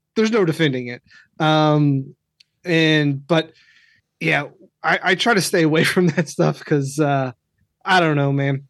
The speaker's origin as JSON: {"language": "English", "region": "Kentucky", "country": "United States", "tie": "born or raised there", "said": "I grew up in Kentucky, so this televangelist stuff was big where I was"}